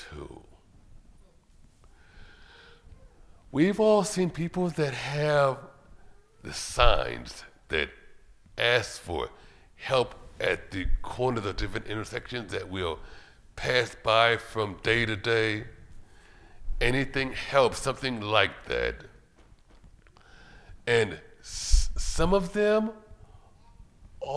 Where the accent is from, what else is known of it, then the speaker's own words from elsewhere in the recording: Cleveland, Ohio, United States; Growing up in Cleveland, Ohio, my mom and dad, God bless both of them, they were always inviting people to the house